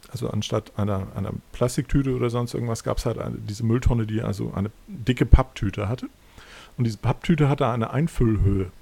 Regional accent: Hamburg, Germany; in der Ecke, wo ich aufgewachsen bin, in Hamm

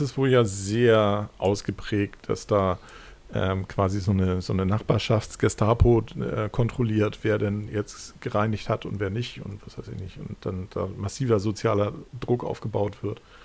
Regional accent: Hamburg, Germany; in der Ecke, wo ich aufgewachsen bin, in Hamm

